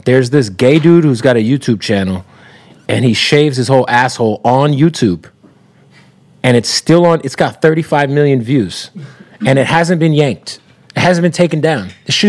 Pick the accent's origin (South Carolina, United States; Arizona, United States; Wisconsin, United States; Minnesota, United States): Arizona, United States; because I'm from Arizona, right?